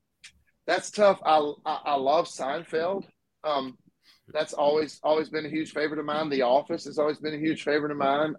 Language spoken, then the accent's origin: English; Mississippi, United States; I grew up in Mississippi